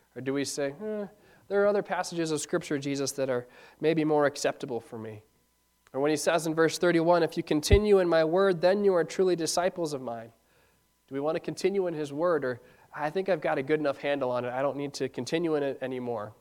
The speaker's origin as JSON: {"language": "English", "town": "Ishpeming", "region": "Michigan", "country": "United States", "tie": "born or raised there", "said": "Growing up in Ishpeming"}